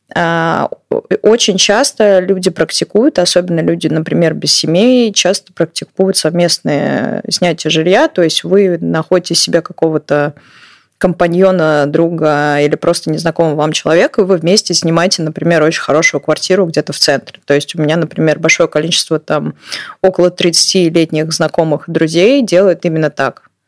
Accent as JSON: {"language": "Russian", "region": "Moscow", "country": "Russia", "moved": "as an adult", "lives_now": "Utrecht, Netherlands", "said": "я как человек из Москвы"}